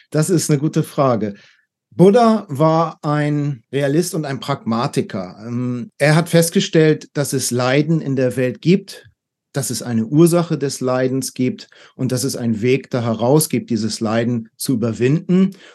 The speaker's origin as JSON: {"language": "German", "region": "Hamburg", "country": "Germany", "tie": "born or raised there", "also_born_or_lived": "Taipei, Taiwan", "said": "Ich bin von Taipei jetzt nach acht Jahren wieder nach Hamburg in meine Heimatstadt gezogen."}